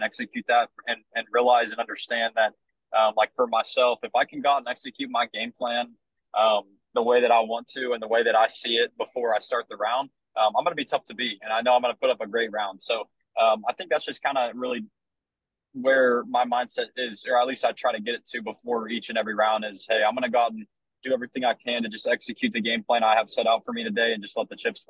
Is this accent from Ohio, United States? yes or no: yes; Vandalia, Ohio, United States; you know, we're from Vandalia, Ohio, right? Like, it's just a blue collar kind of working place.